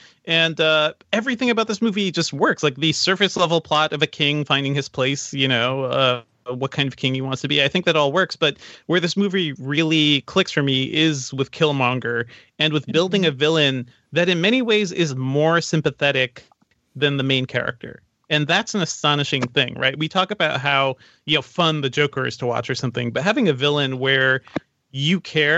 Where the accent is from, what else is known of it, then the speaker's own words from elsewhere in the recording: Guyana; want to throw a special shout out to Letitia Wright, who's having an amazing year and is also from my home country.